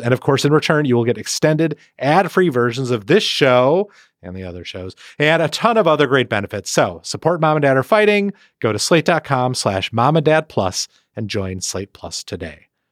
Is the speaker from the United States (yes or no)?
yes; Milwaukee, Wisconsin, United States; moved away; Milwaukee, my hometown